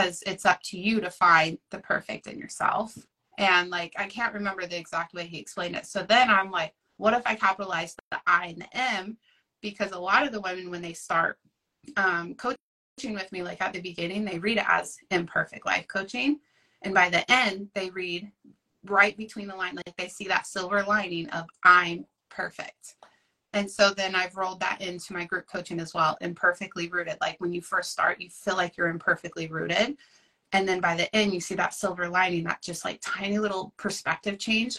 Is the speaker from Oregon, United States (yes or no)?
yes; Oregon, United States; I'm from Oregon. I live in a tiny little coastal town